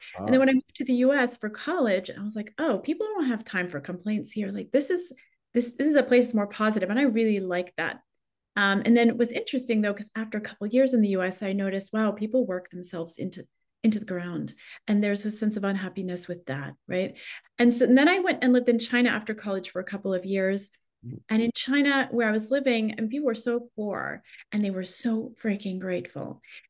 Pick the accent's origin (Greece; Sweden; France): France; Paris, Île-de-France; English is a second language; Well, I grew up in Paris, which sounds glamorous, but actually the culture on the streets is a more negative, at least when I grew up there.